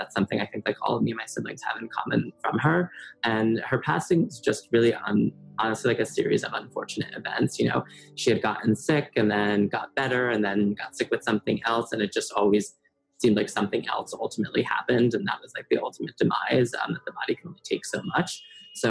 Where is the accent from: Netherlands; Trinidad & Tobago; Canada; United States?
United States; New Jersey; moved away as an adult; now in Manhattan, United States; I grew up in New Jersey